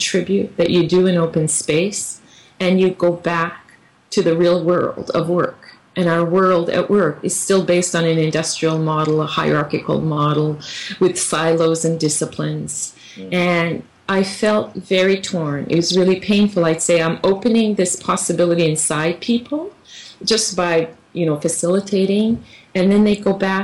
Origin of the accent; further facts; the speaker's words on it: Canada; moved away; I'm from Canada.